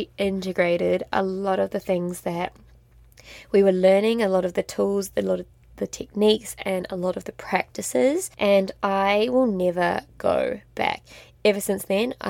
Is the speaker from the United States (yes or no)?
no; New Zealand; moved away as an adult; also born or lived in France; I grew up in an extremely small town in New Zealand. I'm a Kiwi.